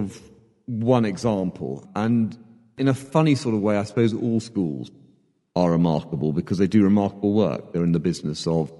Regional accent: Hong Kong; born there; I was born in Hong Kong. You know where that is, Hong Kong?

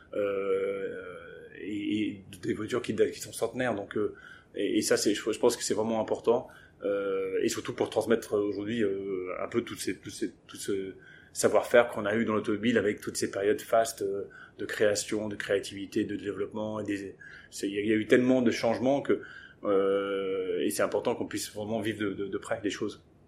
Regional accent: England, United Kingdom; moved away; j'ai grandi en Angleterre

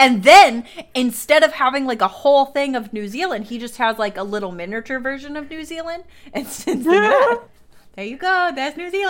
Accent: United States

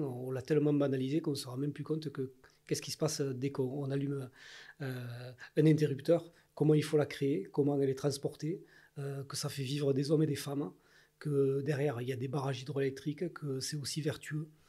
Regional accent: Ariège, Occitania, France; je suis ariégeois, je suis né en Ariège, j'ai fait toute ma vie en Ariège

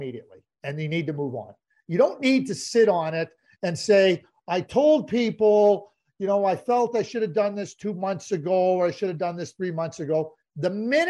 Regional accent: Montreal, Quebec, Canada; growing up in Montreal, watching the Canadiens

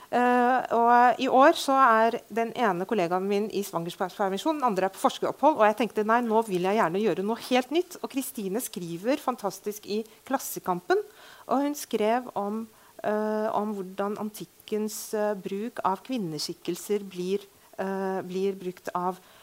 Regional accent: Beirut, Beirut Governorate, Lebanon; also born or lived in Fredrikstad, Norway; now in Norway; jeg er født og oppvokst i Beirut. Ble Fredrikstad-jente etter krigen

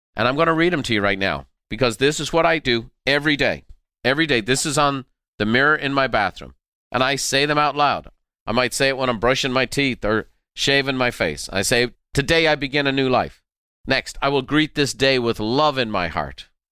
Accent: Ireland; moved away as an adult; now in United States; when we were growing up in Ireland

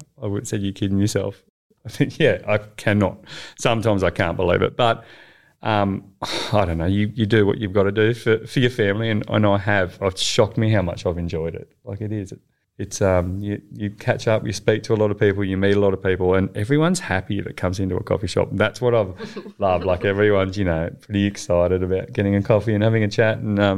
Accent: Narrabri, New South Wales, Australia; we're from Narrabri.

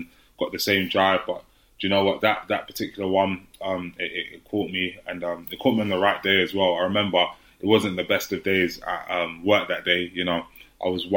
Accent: London, United Kingdom; I grew up in Hackney in East London

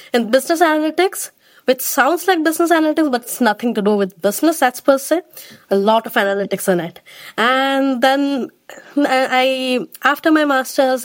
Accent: India; moved away as an adult; now in United Kingdom; I am from India.

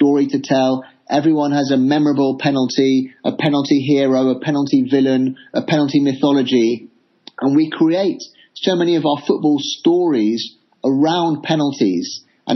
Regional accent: England, United Kingdom; as an Englishman

